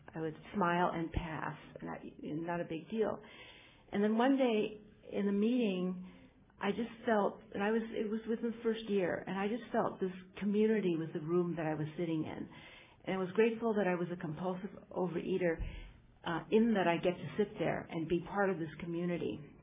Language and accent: English; United States; I'm Chinese American